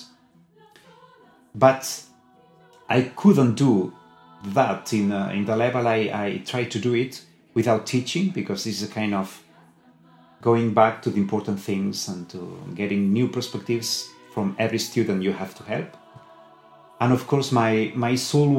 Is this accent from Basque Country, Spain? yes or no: no; Sabadell, Catalonia, Spain; English is a second language; My choir now is in Sabadell, in my hometown.